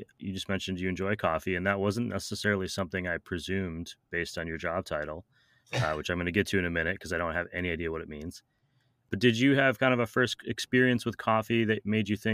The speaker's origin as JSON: {"language": "English", "town": "Wausau", "region": "Wisconsin", "country": "United States", "tie": "born or raised there", "also_born_or_lived": "Los Angeles", "moved": "as an adult", "said": "based in my hometown of Wausau, Wisconsin."}